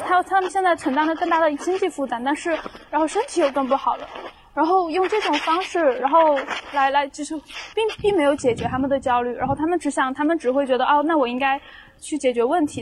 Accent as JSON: {"language": "Chinese", "region": "a small city in Sichuan", "country": "China", "moved": "as an adult", "lives_now": "Chongqing, China", "said": "我现在二十二，马上二十三了，然后我是四川的一个小城市，嗯。然后在重庆读书"}